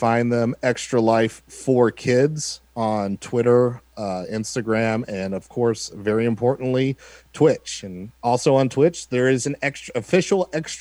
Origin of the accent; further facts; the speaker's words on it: Texas, United States; I'm a Texan that went to Notre Dame